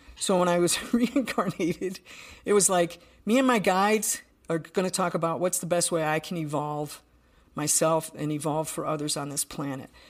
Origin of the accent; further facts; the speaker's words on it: Buffalo, New York, United States; I'm from Buffalo, New York, so from the East Coast